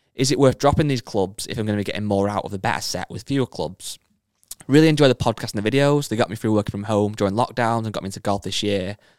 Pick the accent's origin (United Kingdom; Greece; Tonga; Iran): United Kingdom; England; I'm English